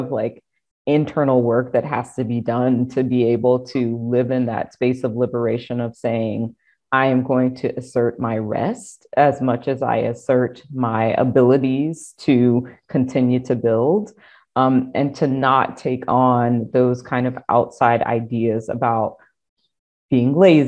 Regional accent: South Carolina, United States; I am a Black woman from the Deep South. I am from South Carolina.

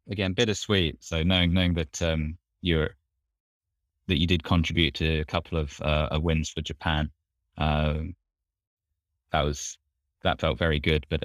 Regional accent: England, United Kingdom; you don't get too much of that uh, in the North Sea growing up in England.

